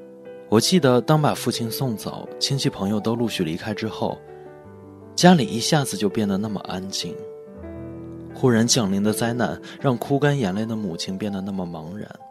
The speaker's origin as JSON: {"language": "Chinese", "area": "Ulanqab League", "region": "Inner Mongolia", "country": "China", "tie": "born or raised there", "said": "我的老家在内蒙古乌兰察布盟一个小县城，"}